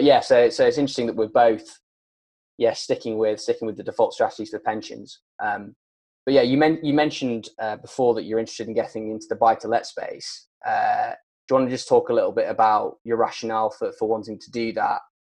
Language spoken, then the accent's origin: English; Harrogate, Yorkshire and the Humber, United Kingdom; moved away; I was born in Harrogate, and I sort of grew up there